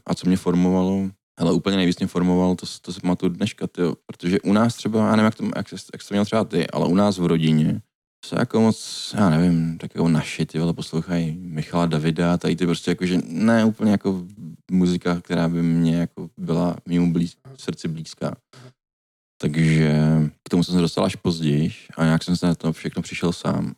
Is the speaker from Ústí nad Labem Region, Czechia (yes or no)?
yes; Děčín, Ústí nad Labem Region, Czechia; moved away; u nás v Děčíně